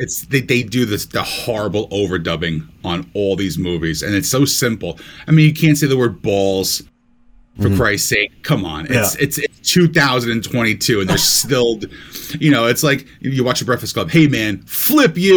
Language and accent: English; New Jersey, United States; I'm 45, and I grew up in New Jersey my entire life